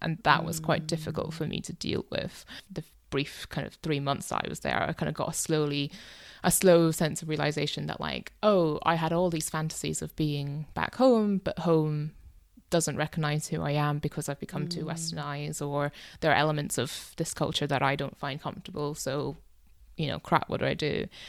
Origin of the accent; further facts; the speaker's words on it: United Kingdom; also born or lived in Myanmar; I've grown up in Britain, I don't know the language as well as I want to, I don't know the culture as well as I want